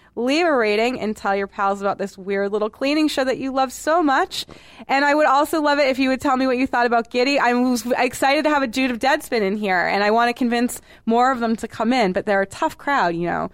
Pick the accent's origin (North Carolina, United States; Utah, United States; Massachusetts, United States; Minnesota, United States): Massachusetts, United States; Boston; moved away; I'm from Boston